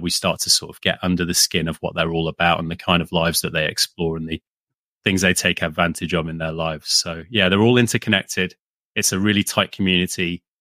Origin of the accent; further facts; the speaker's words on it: United Kingdom; also born or lived in London; we grew up with UK comics and yep. subscriptions to like sort of the weekly kind of stuff that kids would get over here.